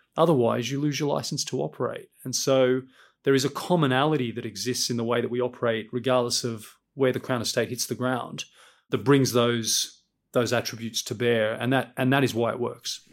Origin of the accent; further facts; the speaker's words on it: Sydney, New South Wales, Australia; moved away as an adult; now in London, United Kingdom; I grew up in Sydney, in Western Sydney, first generation Australian